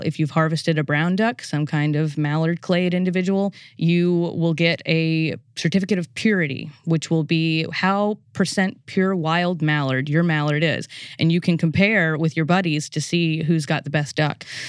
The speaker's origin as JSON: {"language": "English", "town": "New Orleans", "region": "Louisiana", "country": "United States", "moved": "yes", "said": "I'm originally from the New Orleans area in Louisiana."}